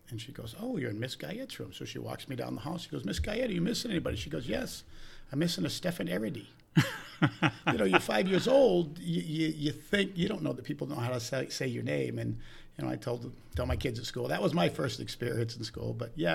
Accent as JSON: {"language": "English", "town": "Milford", "region": "Michigan", "country": "United States", "tie": "born or raised there", "also_born_or_lived": "Big Rapids", "said": "I was born in Big Rapids, Michigan."}